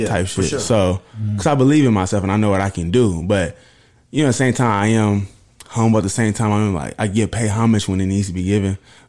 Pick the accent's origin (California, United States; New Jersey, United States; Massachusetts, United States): California, United States; Oakland; I mean, I know I'm from Oakland and everything, but you know, I'm still yelling Oak Cliff every day.